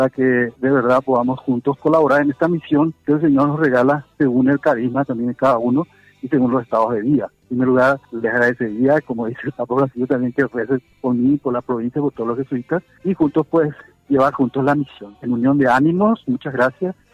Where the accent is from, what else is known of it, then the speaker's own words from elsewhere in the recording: Asunción, Paraguay; Yo nací el 19 de agosto de 1963 en Asunción, y yo soy de Barrio Sajonia y tengo 59 años.